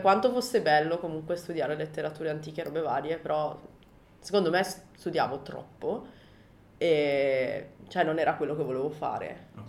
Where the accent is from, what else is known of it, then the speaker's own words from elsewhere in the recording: Milan, Lombardy, Italy; moved away as an adult; now in Japan; Io sono di Milano